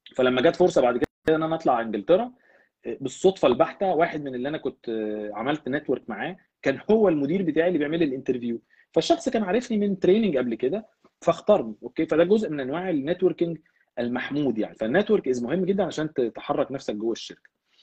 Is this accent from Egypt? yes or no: yes; Egypt; moved away as an adult; also born or lived in England; now in Canada; احنا كمصريين